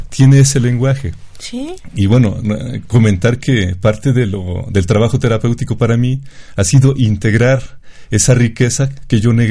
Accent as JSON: {"language": "Spanish", "town": "Chachapa", "region": "Puebla", "country": "Mexico", "said": "yo soy de Chachapa"}